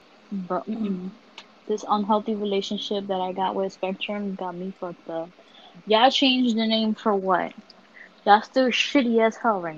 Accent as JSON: {"language": "English", "town": "New York City", "region": "New York", "country": "United States", "said": "I'm from Harlem"}